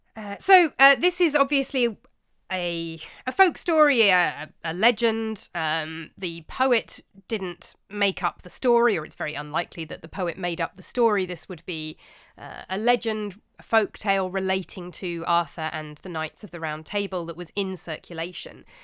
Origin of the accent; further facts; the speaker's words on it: England, United Kingdom; as you can tell from my accent, um, I'm born and raised in England